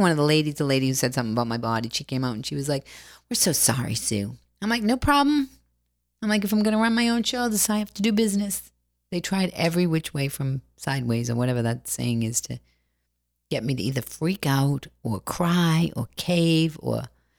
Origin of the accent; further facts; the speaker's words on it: Boston, Massachusetts, United States; I come from Boston and I don't know anything and I'm broken.